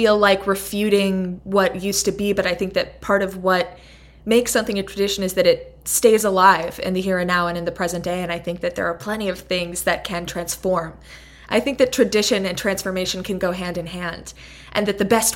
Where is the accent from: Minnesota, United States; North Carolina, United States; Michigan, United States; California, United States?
California, United States; Los Angeles; also born or lived in New York City; I am a writer and filmmaker based in my hometown of Los Angeles